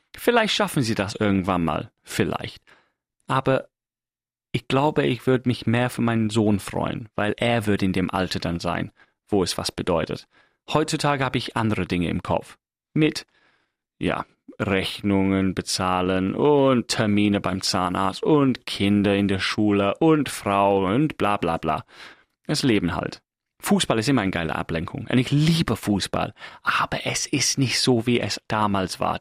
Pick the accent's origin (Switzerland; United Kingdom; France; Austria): United Kingdom; England; German is a second language; now in Germany; Ich bin Engländer.